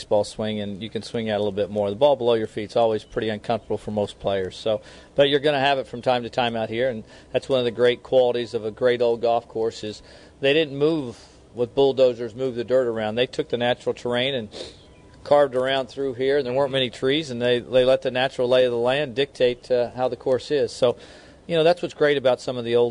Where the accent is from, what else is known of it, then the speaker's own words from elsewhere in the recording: Kansas City, United States; moved away; I was born and raised in Kansas City.